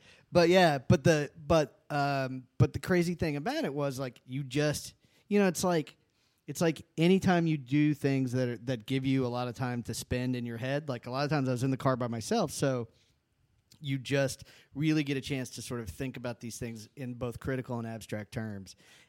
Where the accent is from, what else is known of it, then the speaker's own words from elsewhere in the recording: Texas, United States; now in Austin, United States; before I moved to Austin from West Texas, I went through I had a … phase.